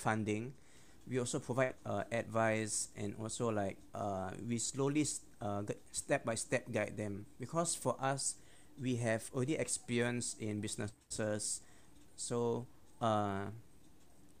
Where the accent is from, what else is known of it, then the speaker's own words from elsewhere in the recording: Singapore; I'm full Singaporean